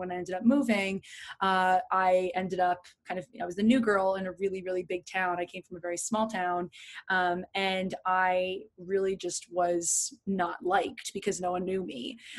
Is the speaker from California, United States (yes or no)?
no; New Jersey, United States; now in New York, United States; But I grew up in New Jersey. I'm in a very small town. I moved multiple times during high school, which you know, I moved three times in a year